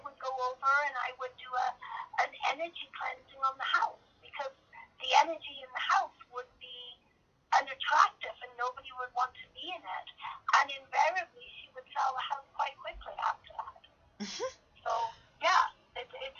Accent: Cricklade, South West England, United Kingdom; I was born up in Cricklade, which is a little Saxon town about 65 miles south of London.

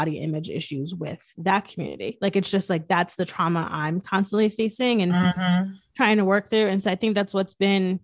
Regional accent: Northeast, United States; I'm from the Northeast

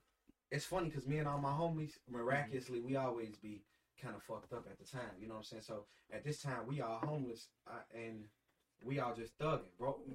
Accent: Gary, Indiana, United States; moved away; also born or lived in Alabama / Holland, Michigan; I grew up in Gary. I was born in Alabama.

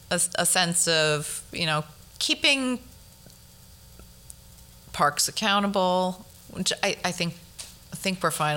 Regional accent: Flushing, New York, United States; now in Bronx, United States

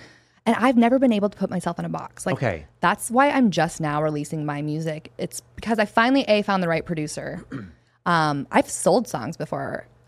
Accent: Flathead Valley, Montana, United States; now in Arizona, United States; Where I'm from the Flathead Valley, Kalispell, Big Fork, Whitefish, Polson.

